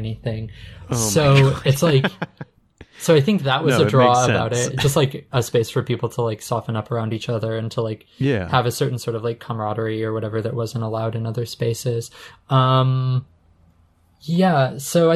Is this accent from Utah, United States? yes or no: yes; Utah, United States; I grew up in Utah